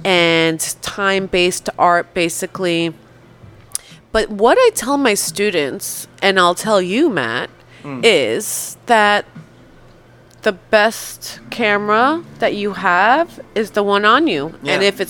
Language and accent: English; Poland; born there; and I was born in Poland